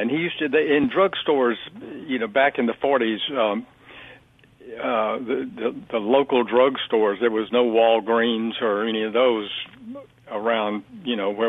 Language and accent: English; Hattiesburg, Mississippi, United States; moved away as an adult; also born or lived in Alabama / Washington, D.C. / Paris; now in New York, United States; I was born in Hattiesburg, but then the family moved over to Alabama for a while and then came back to Hattiesburg